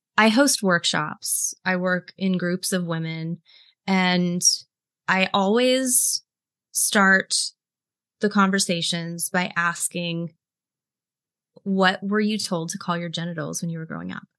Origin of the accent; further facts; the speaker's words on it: Greenville, South Carolina, United States; I was raised in South Carolina, which is the buckle of the Bible Belt. I was raised in Greenville, which is home to Bob Jones University.